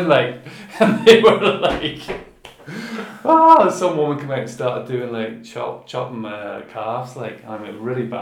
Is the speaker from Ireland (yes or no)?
yes; Ireland; we're from Ireland